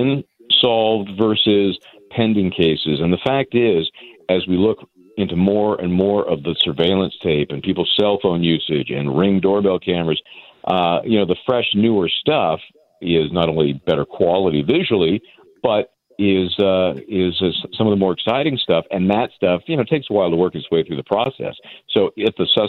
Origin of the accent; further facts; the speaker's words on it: San Francisco, California, United States; also born or lived in New York area; now in New York, United States; I'm here in the New York area, but I'm from the Bay Area in San Francisco, big Giants fan